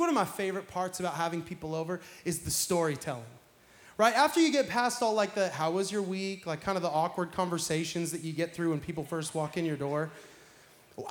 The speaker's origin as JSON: {"language": "English", "region": "Pacific Northwest", "country": "United States", "moved": "yes", "lives_now": "Florida, United States", "said": "I'm from the Pacific Northwest"}